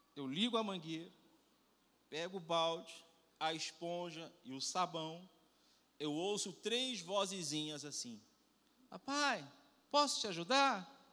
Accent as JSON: {"language": "Portuguese", "region": "Rio de Janeiro", "country": "Brazil", "tie": "born or raised there", "accent": "carioca", "said": "eu só sou nascido no Rio de Janeiro"}